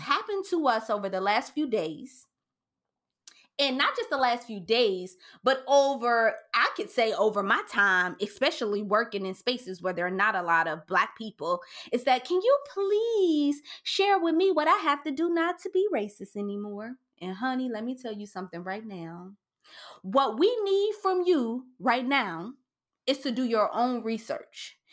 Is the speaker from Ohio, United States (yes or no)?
yes; Cincinnati, Ohio, United States; I grew up in Lincoln Courts and in Allure Homes in downtown Cincinnati and over the Rhine